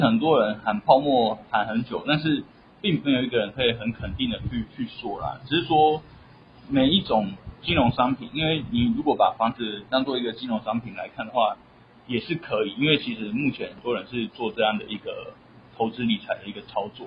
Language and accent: Chinese; Taiwan; 我们台湾人